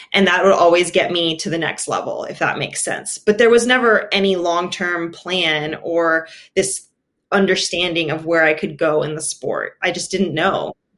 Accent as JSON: {"language": "English", "town": "Austin", "region": "Texas", "country": "United States", "tie": "born or raised there", "said": "I was born in Austin, Texas, mostly grew up there"}